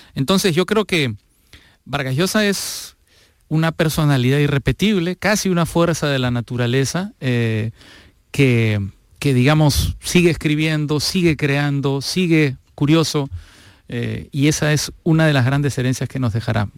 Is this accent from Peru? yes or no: yes; Peru; Fernando y yo somos peruanos